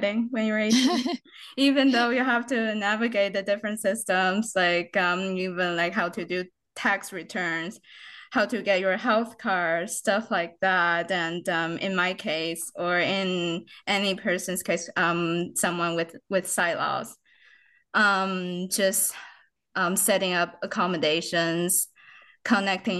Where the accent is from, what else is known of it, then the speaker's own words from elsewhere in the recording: China; first language Mandarin Chinese; English is a second language; moved away as an adult; now in London, Ontario, Canada; I came to Canada from China as an 18-year-old in 2013 to pursue my undergraduate education